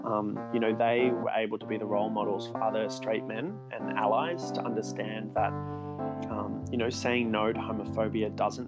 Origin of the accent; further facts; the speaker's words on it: Melbourne, Victoria, Australia; I played ever since I was a kid growing up here in Australia. I'm from Melbourne